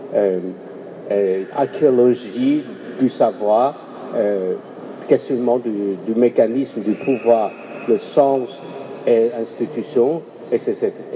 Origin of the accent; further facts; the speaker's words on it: Guangzhou, Guangdong, China; chez moi, à Canton